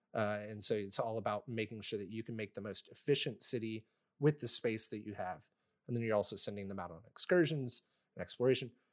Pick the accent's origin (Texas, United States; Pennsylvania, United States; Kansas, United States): Texas, United States; moved away; I'm from Texas